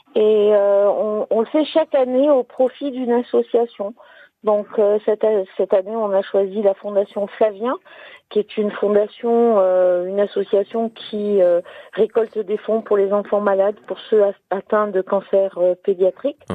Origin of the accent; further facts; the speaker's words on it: Var / Alpes-Maritimes, Provence-Alpes-Côte d'Azur, France; now in La Turbie, France; je suis une vraie sudiste, euh, une moitié varoise, moitié zéro 06.